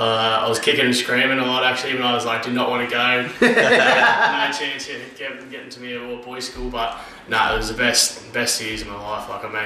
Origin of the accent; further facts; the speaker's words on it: Temora, New South Wales, Australia; moved away as an adult; also born or lived in Cairns / Forster; now in Melbourne, Australia; Yeah, I grew up in a little country town called Tamora, New South Wales.